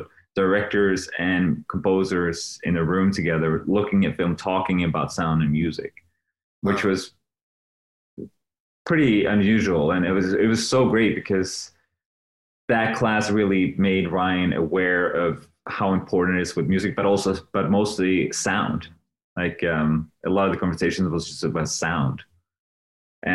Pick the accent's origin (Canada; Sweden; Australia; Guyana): Sweden; moved away as an adult; I'm from Sweden